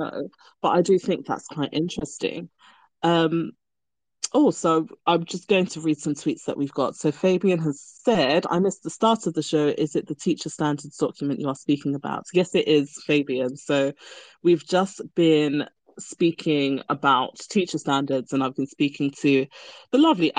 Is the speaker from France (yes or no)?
no; Nigeria; now in United Kingdom; I am from Nigeria